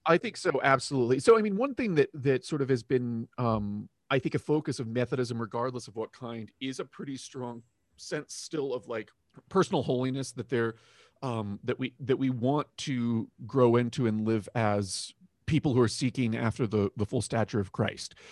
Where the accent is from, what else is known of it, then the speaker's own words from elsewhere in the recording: Florida, United States; I grew up in Florida